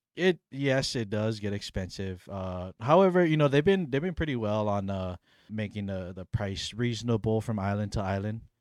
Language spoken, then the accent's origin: English; Hawaii, United States; I grew up on Hawaii, but not my heritage, not my culture's island